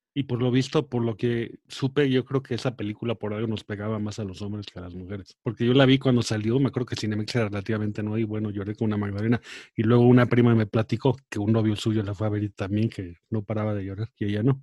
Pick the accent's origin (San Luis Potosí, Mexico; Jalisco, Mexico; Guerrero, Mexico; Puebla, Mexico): Guerrero, Mexico; Acapulco; de chico, pues, como vivía en Acapulco